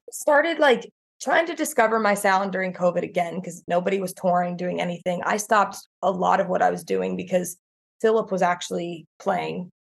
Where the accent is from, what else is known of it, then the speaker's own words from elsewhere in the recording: South Georgia, United States; From South Georgia, okay. born and raised